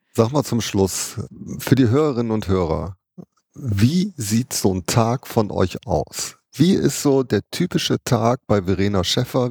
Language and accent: German; Düsseldorf, North Rhine-Westphalia, Germany; also born or lived in Duisburg; ich bin Duisburg geboren. Ne? Ich bin eigentlich Ruhrgebietskind, aber auch sehr, sehr schnell nach Düsseldorf